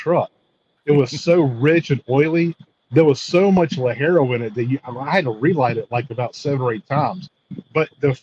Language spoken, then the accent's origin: English; Mississippi, United States; moved away as an adult; also born or lived in Houston / Tallahassee; now in Dallas, United States; I lived in Mississippi where I'm from